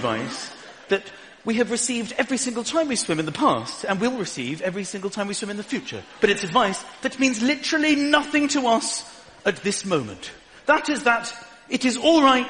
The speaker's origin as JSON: {"language": "English", "country": "United Kingdom", "said": "I am a British person."}